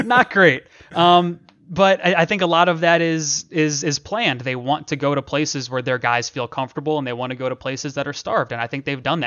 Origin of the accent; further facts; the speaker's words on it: Akron, Ohio, United States; moved away; I'm from Akron, Ohio. Shout out the Northeast Ohio, uh, three three oh people, all my people back in Ohio.